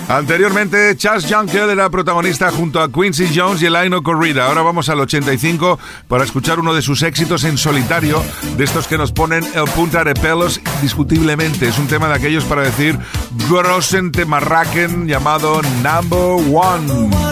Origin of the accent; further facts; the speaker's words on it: Cornellà de Llobregat, Catalonia, Spain; mi tierra